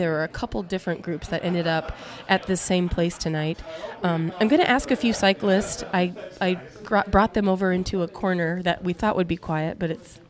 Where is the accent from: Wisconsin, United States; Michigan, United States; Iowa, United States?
Iowa, United States; Cedar Rapids; my hometown of Cedar Rapids.